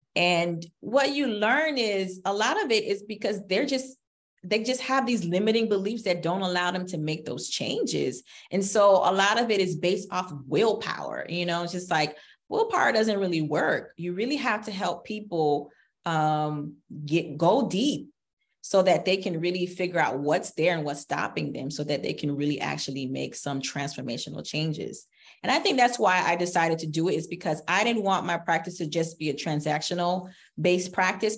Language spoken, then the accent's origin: English; South Florida, United States; as a little girl growing up in South Florida in the Haitian community